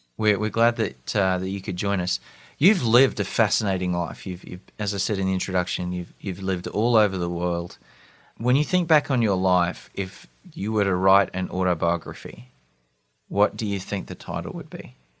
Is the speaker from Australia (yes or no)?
yes; Australia; moved away as an adult; also born or lived in London; I'm from Australia